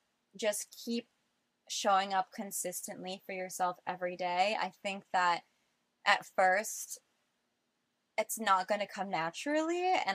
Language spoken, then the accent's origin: English; Florida, United States; I grew up in Florida by the beach.